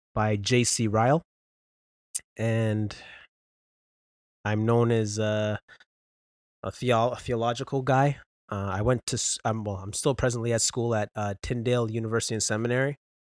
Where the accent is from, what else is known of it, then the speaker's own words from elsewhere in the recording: Brampton, Ontario, Canada; born and raised in Brampton, Ontario